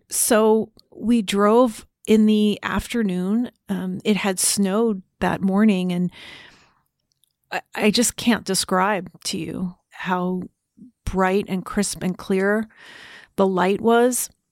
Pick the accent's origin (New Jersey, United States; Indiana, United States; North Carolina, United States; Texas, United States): New Jersey, United States; I was growing up in New Jersey